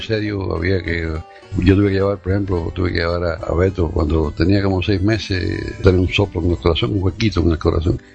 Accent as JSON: {"language": "Spanish", "country": "Cuba", "also_born_or_lived": "Germany", "moved": "yes", "said": "Aquí llegué a la gente mía, ¿verdad? Porque nosotros somos así, eh, cubano es amistoso, es abierto"}